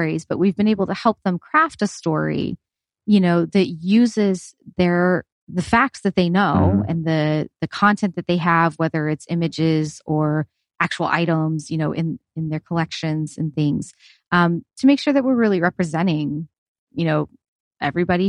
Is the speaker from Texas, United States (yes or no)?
yes; Houston, Texas, United States; moved away as an adult; also born or lived in Pensacola, Florida; now in New Mexico, United States; I grew up in Houston and we grew up vacationing in Perdido Key